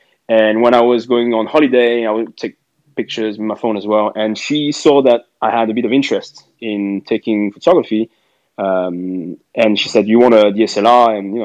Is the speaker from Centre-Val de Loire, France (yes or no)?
no; Paris, Île-de-France, France; moved away as an adult; now in London, United Kingdom; I'm French. I'm from Paris originally.